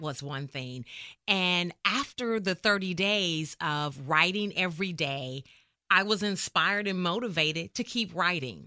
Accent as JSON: {"language": "English", "town": "Indianapolis", "region": "Indiana", "country": "United States", "tie": "born or raised there", "moved": "as an adult", "lives_now": "McKinney, United States", "said": "I am born and raised in Indianapolis, Indiana, but I got to Texas as soon as I could"}